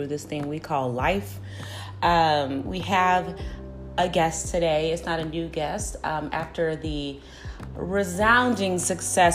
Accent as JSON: {"language": "English", "town": "Chicago", "region": "Illinois", "country": "United States", "tie": "born or raised there", "said": "We're both Chicagoans"}